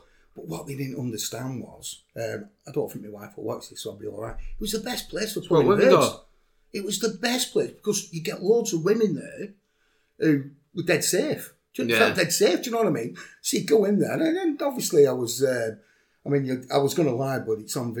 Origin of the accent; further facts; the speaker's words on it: Pembroke, United Kingdom; So I'm from Pembroke. So I meet him on a car park in Lair, not a problem.